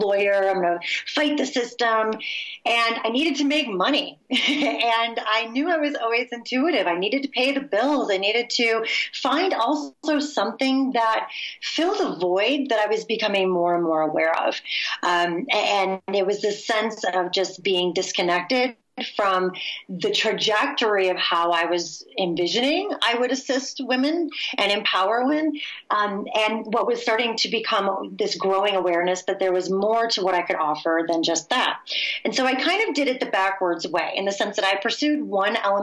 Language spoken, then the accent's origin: English; Michigan, United States; I'm from the Midwest, in Michigan specifically, where the term meditation is not oft heard